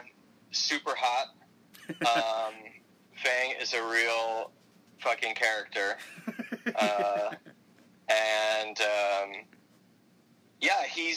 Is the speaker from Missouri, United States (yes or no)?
no; Miami, Florida, United States; I'm a local boy, born and raised in Miami. I was born at Mount Sinai Hospital, Miami Beach